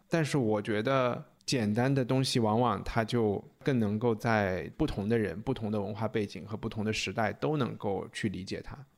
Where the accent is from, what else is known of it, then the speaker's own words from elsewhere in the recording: China; 我们中国人